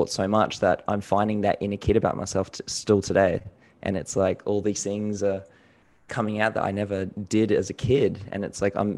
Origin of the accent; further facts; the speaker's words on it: Gold Coast, Queensland, Australia; also born or lived in New Zealand; I was born in New Zealand. I have a Filipino mom. My dad's also from New Zealand. And then I moved over to Australia when I was about 5 or 6. Went to school in Gold Coast and Logan area.